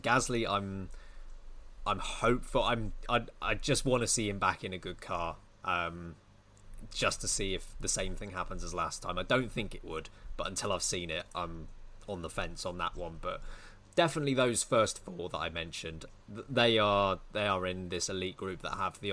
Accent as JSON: {"language": "English", "country": "United Kingdom", "said": "I'm British"}